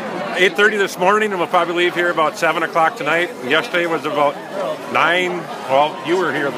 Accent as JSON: {"language": "English", "town": "Hayward", "region": "Wisconsin", "country": "United States", "said": "from Hayward, right here in Wisconsin."}